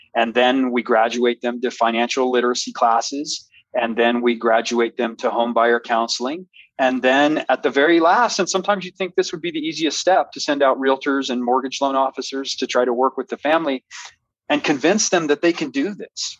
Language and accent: English; El Paso, Texas, United States; I love, love, love my hometown